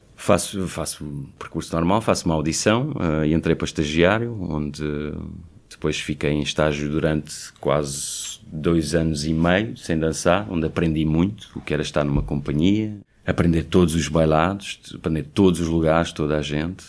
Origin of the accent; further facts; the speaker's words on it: Portugal; moved away as an adult; also born or lived in Belgium; saí de Portugal aos vinte e nove anos